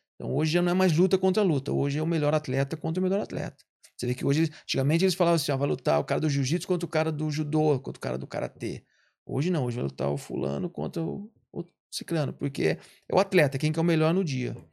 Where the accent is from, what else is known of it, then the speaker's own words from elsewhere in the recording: Brazil; moved away as an adult; eu já vim do Brasil, tinha duas academias no Brasil